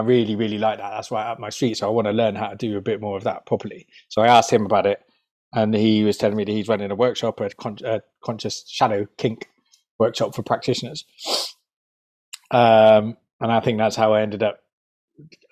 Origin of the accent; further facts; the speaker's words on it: United Kingdom; we're British